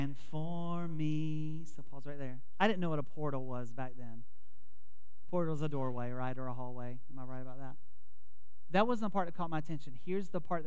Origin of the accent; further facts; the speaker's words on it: Wilmington, United States; also born or lived in Tampa, Florida; I grew up in Wilmington.